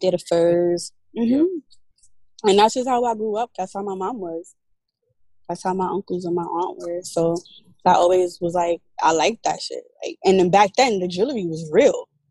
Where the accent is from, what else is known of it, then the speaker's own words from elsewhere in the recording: New York, United States; moved away as an adult; now in Atlanta, United States; I'm originally from New York and I had at that time just moved to Atlanta